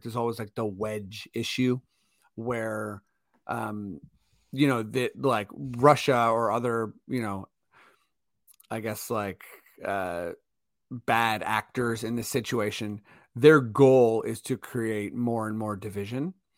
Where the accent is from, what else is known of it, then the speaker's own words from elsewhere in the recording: Canada; we're Canadian